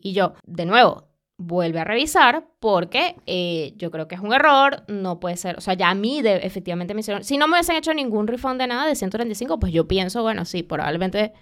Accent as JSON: {"language": "Spanish", "country": "Venezuela", "moved": "yes", "said": "vengo de Venezuela, yo tuve ABA, yo tuve que pelear con CanTV"}